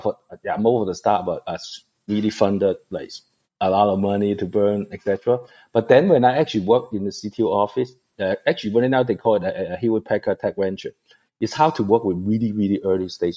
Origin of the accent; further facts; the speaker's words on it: Hong Kong; moved away; also born or lived in Taiwan; I'm actually born in Hong Kong. I'm from Asia